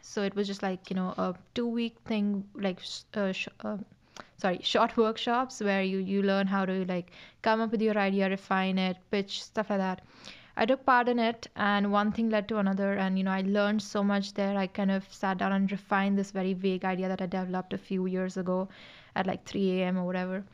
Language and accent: English; Mumbai, Maharashtra, India; moved away as an adult; now in Dublin, Ireland; I'm from India, specifically Mumbai in India